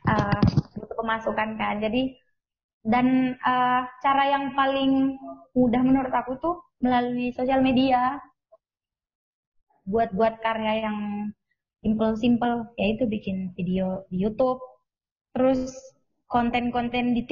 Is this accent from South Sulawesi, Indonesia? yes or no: yes; Makassar, South Sulawesi, Indonesia; kalau aku sendiri dari Makassar